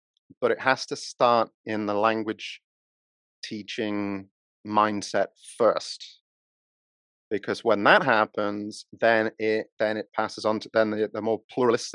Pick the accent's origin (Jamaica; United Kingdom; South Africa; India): United Kingdom; Sheffield, Yorkshire and the Humber; moved away as an adult; now in Japan; my hometown of Sheffield